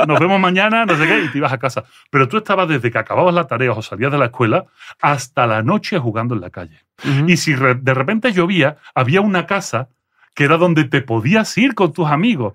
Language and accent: Spanish; Andalusia, Spain; accent: Andalusian; first language French; Spanish is a second language; moved away as an adult; also born or lived in Belgium / Seville; now in Mexico; yo no nací en España, yo nací en Bélgica, mis padres eran emigrantes andaluces en Bélgica. Cuando llego a Bélgica, eh, llego con seis años